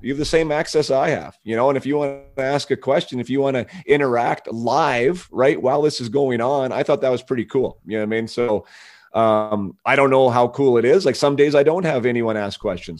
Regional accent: Canada; a strong part of our, of our culture and of the fabric of being Canadian

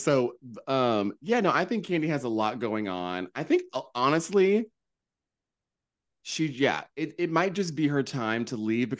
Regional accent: the South, United States; now in New York, United States; We watched so much Love and Hip Hop because, okay, listen, we're from the South.

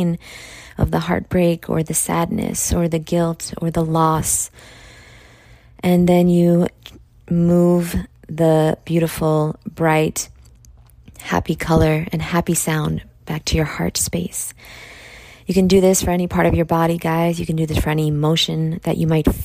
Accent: New York, United States; I'm from New York

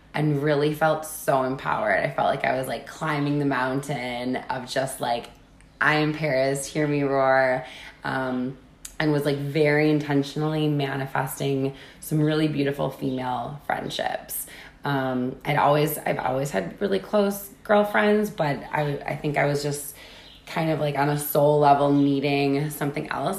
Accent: Wisconsin, United States; 70 something Irish and the rest German. Pretty basic Wisconsin. You know, you see that a lot in Wisconsin

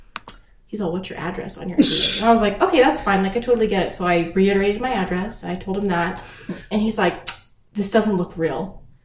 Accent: Albuquerque, New Mexico, United States; I was born and raised in Albuquerque, and I have been here my entire life.

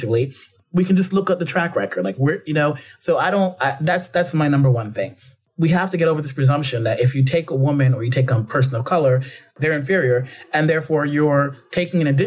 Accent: New York City, New York, United States; growing up in the Bronx

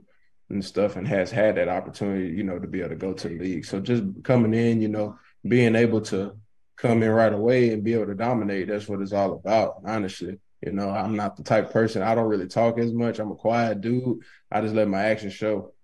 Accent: Winnfield, Louisiana, United States; also born or lived in San Diego, California; My people, they stay in Winfield, Louisiana. So we took care of them and moved to Winfield in 2009, 2010

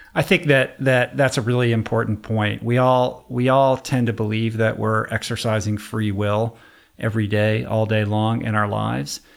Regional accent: Washington, District of Columbia, United States; moved away as an adult; now in Los Angeles, United States; I grew up in Washington, D C. I grew up in politics

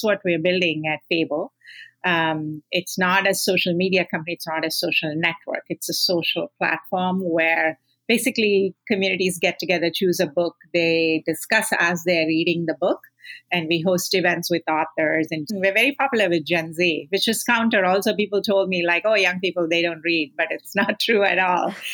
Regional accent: India; I grew up in India

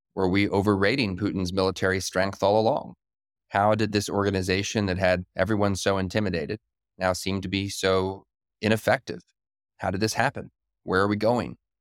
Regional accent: United States; as an American in twenty twenty-three

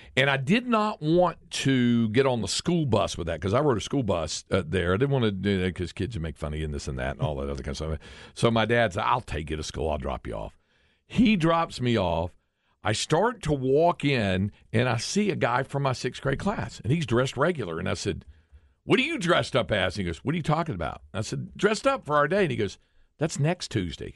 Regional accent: Greensboro, North Carolina, United States; now in Austin, United States; where I grew up in North Carolina

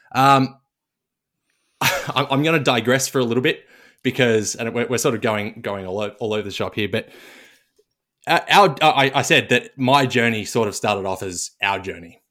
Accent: Melbourne, Victoria, Australia; grew up in Southeast Melbourne

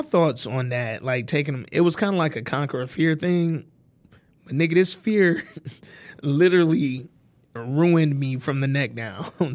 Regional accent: Detroit, Michigan, United States; growing up in Detroit

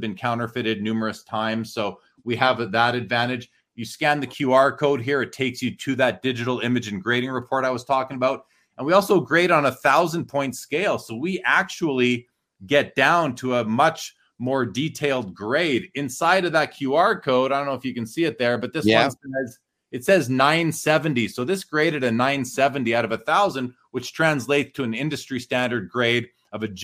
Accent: Winnipeg, Manitoba, Canada; now in Calgary, Canada; I'm from Winnipeg originally

